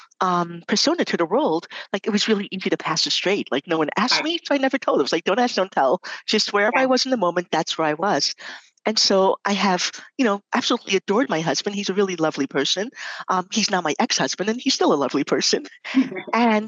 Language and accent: English; New York City, New York, United States; I grew up in New York City